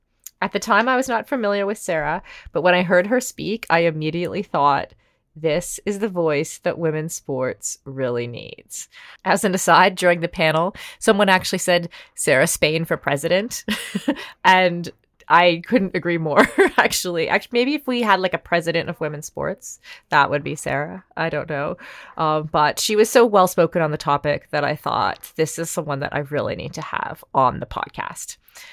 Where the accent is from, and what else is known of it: Canada